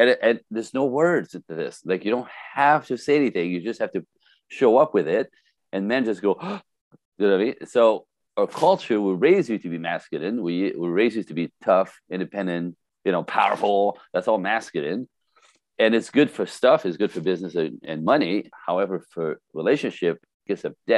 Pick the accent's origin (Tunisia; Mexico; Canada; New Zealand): Canada; first language French; English is a second language; now in Los Angeles, United States; I am French-Canadian originally. French, first language.